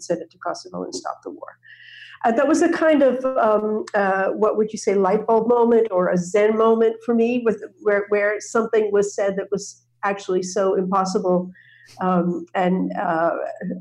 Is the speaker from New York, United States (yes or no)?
yes; outside of New York, United States; I grew up outside of New York in a cooperative community, interracial, interreligious living community